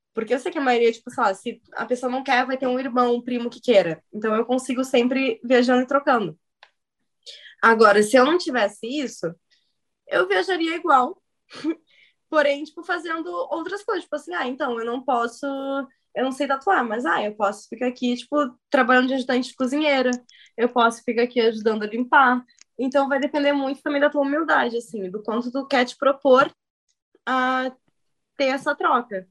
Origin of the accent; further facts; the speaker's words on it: São Leopoldo, Rio Grande do Sul, Brazil; eu sou o estereotipo do Rio Grande do Sul. Nasci em São Leopoldo